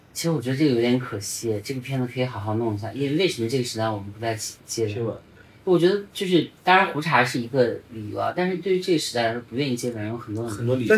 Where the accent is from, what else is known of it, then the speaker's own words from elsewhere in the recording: Hunan, China; also born or lived in northern China; 我作为一个在湖南长大的一个北方人